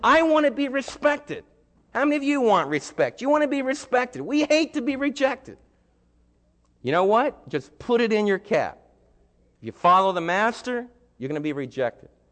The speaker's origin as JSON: {"language": "English", "country": "United States", "said": "as American believers"}